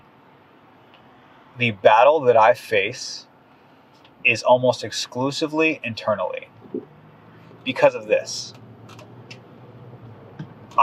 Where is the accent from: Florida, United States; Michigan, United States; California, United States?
Florida, United States; South; moved away as an adult; now in Houston, United States; I grew up in, like, you know, subtropical South Florida near Miami